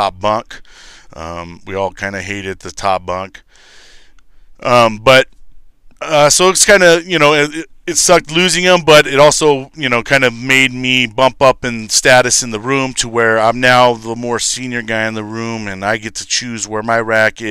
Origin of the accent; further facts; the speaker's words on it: Lancaster, California, United States; moved away as an adult; Lancaster, California